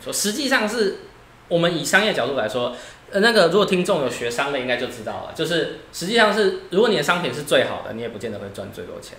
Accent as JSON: {"language": "Chinese", "town": "Chiayi", "region": "Chiayi City", "country": "Taiwan", "tie": "born or raised there", "said": "我自己就是出生在嘉义"}